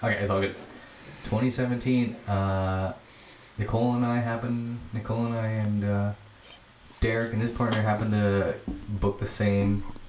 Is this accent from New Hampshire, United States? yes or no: yes; southern New Hampshire, United States; now in Vermont, United States; I was right outside of Boston. And but in southern New Hampshire